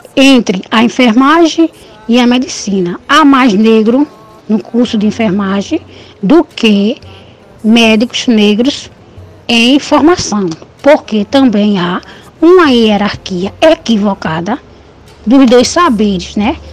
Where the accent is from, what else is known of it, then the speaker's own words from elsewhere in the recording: Recife, Pernambuco, Brazil; now in Olinda, Brazil; nasci em Recife, mas quando adolescente fui morar em Olinda até a data de hoje